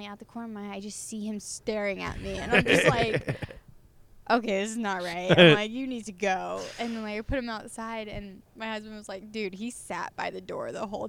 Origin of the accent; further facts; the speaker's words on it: Clearwater, Florida, United States; moved away as an adult; also born or lived in Los Angeles, United States; now in Las Vegas, United States; I grew up in Clearwater, okay. which is like a beach.